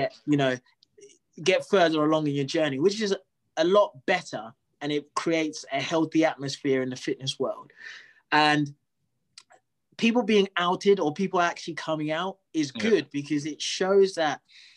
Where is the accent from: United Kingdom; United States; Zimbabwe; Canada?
Zimbabwe; I'm from Zimbabwe